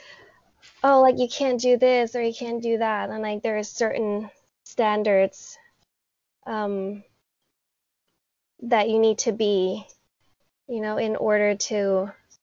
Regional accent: Bangkok, Thailand; I have lived in Thailand my entire life. I was born and raised in Bangkok

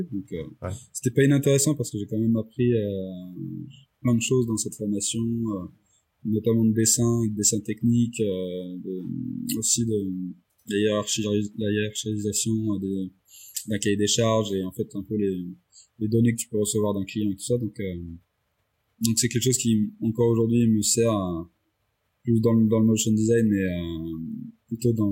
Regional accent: Réunion; moved away as an adult; now in Lyon, France; à l'origine, je viens de La Réunion. Et je suis arrivé à Lyon pour mes études il y a, il y a maintenant 13 ans.

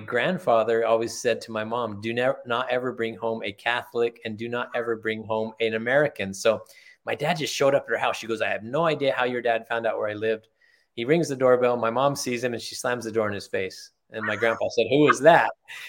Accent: Germany; born there; Yeah, I was. My father was in the military. I was born in Germany. My mom and dad met in Germany.

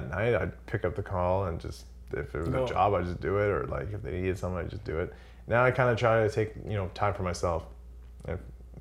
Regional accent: Wasaga Beach, Ontario, Canada; I grew up in Wasega Beach

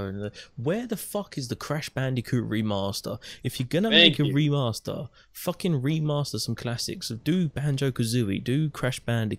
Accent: United Kingdom; I don't even get a face beanie because I'm British.

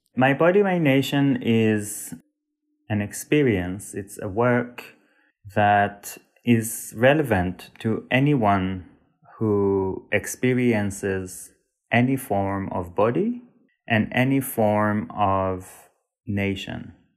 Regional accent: Israel; moved away as an adult; also born or lived in Sweden; I was born and raised in Israel, but to a family that is partially from Turkey and partially from Uzbekistan and Iran

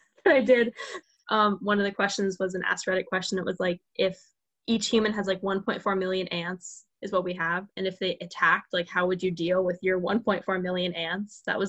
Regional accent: Florida, United States; I'm from Florida, so I've never been past like Colorado.

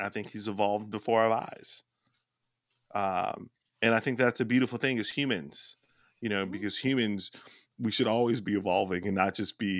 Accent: United States; accent: American; I don't stand on my American accent

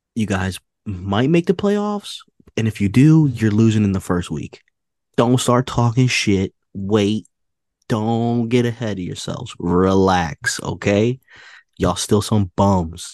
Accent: New York City, New York, United States; I'm from New York

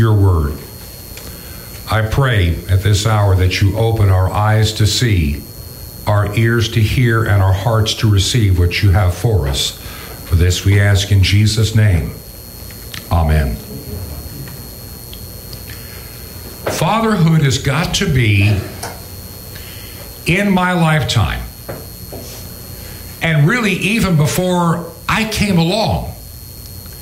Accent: New York, United States; I was born to an unwed mother, and I was born in New York State, even though I was conceived in California

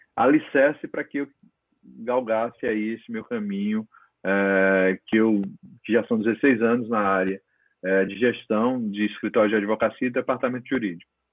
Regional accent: interior of Paraíba, Brazil; also born or lived in Natal; now in São Paulo, Brazil; minha mãe, que a família toda tinha farmácia no interior da Paraíba, eu sou paraibano, né? E eu fui criado dentro daquele vamos dizer, uma palavra que está bem moda, daquele ecossistema ali

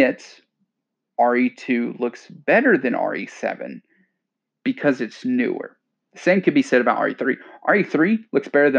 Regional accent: Louisiana, United States; moved away; I'm from Louisiana

